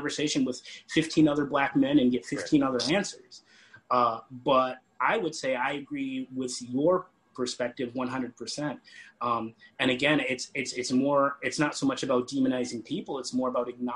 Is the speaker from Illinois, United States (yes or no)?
yes; Springfield, Illinois, United States; moved away as an adult; also born or lived in Carbondale, Illinois; now in Minneapolis, United States; I was born and raised in Springfield, Illinois.